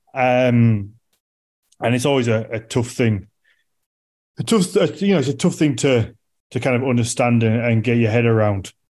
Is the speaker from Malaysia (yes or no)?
no; United Kingdom; as a British person